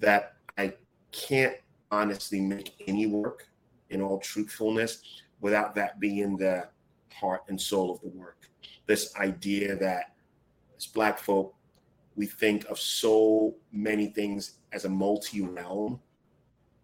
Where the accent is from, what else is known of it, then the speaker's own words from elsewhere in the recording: Accra, Greater Accra, Ghana; moved away; I grew up in Ghana at a time where electricity was sporadic.